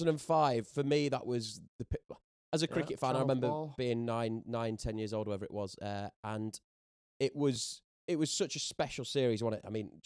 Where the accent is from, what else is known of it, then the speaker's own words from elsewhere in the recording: England, United Kingdom; especially as an Englishman